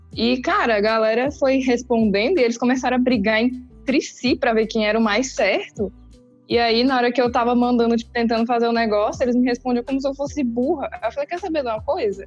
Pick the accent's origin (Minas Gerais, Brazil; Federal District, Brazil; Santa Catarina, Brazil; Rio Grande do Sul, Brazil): Federal District, Brazil; Brasília; eu sou de Brasília